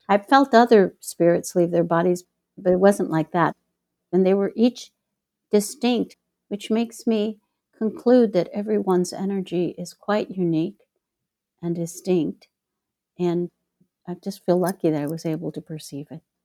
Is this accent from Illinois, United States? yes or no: yes; Chicago, Illinois, United States; now in Mexico; my hometown, Chicago